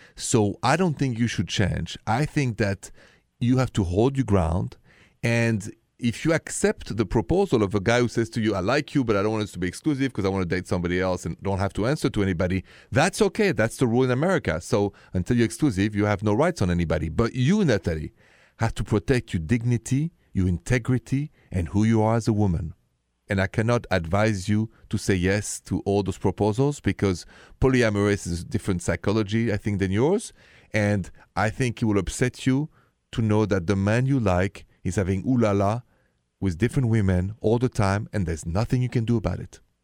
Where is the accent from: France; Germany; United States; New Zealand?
France; accent: French; My accent is French.